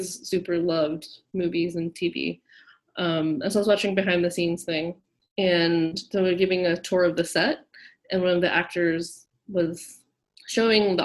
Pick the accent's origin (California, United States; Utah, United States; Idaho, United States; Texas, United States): California, United States; Orange County; I was raised in Orange County, California